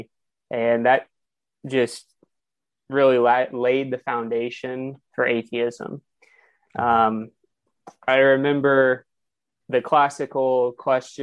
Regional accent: Kansas City, Missouri, United States; So, again, I'm from Kansas City.

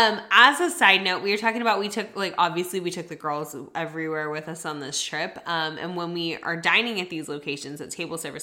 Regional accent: Texas, United States; We're from Texas.

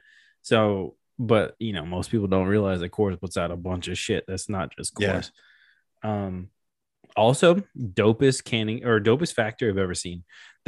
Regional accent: Memphis, Tennessee, United States; also born or lived in New York; I grew up in Memphis. Mm-hmm. I'm from New York, but grew up in Memphis.

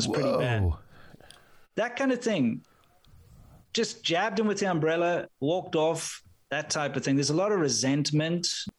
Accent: South Africa; being a South African, you're automatically labeled as a racist no matter where you go.

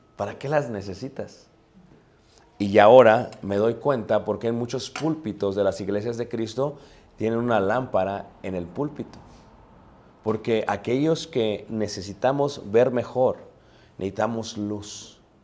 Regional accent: Mexico; como buenos mexicanos

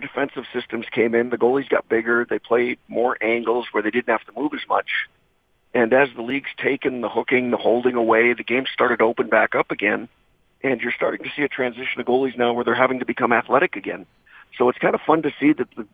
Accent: just outside Edmonton, Alberta, Canada; I grew up just outside Edmonton, about 10 miles outside, and to actually be able to play in my hometown

